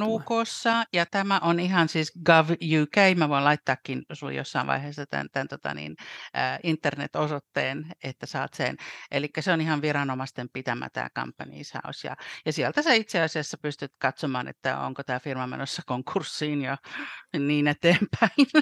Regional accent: Helsinki, Uusimaa, Finland; moved away as an adult; now in London, United Kingdom; mä olen täällä Lontoon kupeessa kohta äh, 29 vuotta asunut äh, alun perin helsinkiläinen

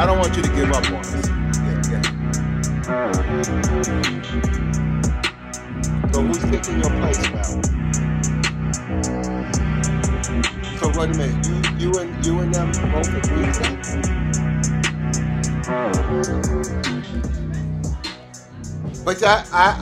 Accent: the South, United States; also born or lived in Brooklyn; I'm from the South

